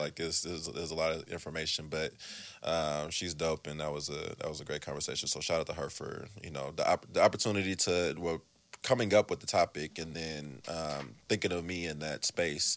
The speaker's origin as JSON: {"language": "English", "town": "Oakland", "region": "California", "country": "United States", "tie": "born or raised there", "said": "I'm from the East"}